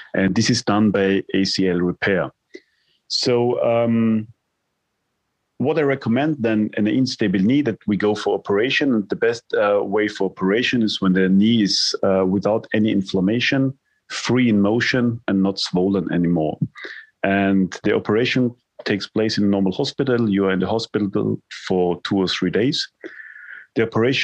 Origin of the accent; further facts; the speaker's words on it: Vienna, Austria; I come from Vienna, the home spot is definitely the Neusiedler See